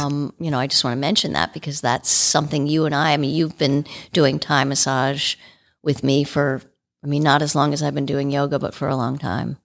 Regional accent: Washington, District of Columbia, United States; I grew up in Washington, D C.

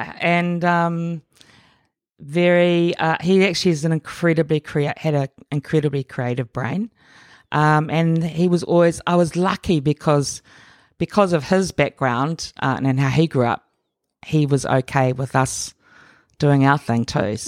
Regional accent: Auckland, New Zealand; born there; I was born here in Auckland, in West Auckland.

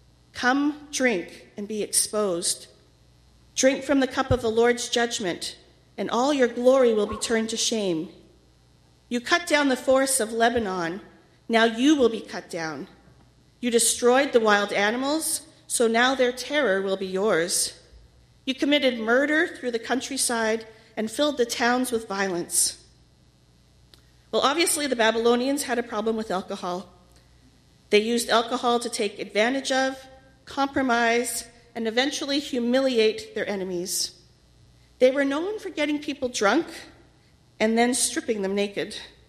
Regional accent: Winnipeg, Manitoba, Canada; When I was in grade 4, my parents were appointed as pastors to the alcohol treatment center here in Winnipeg.

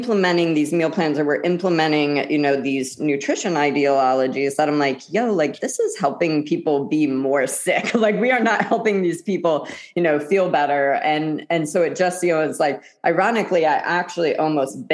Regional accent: Midwest, United States; I'm from the Midwest

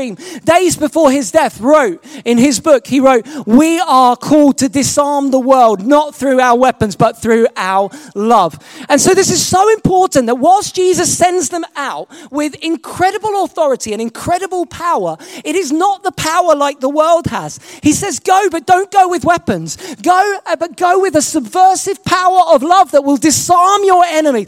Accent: England, United Kingdom; I'm not American, I'm English.

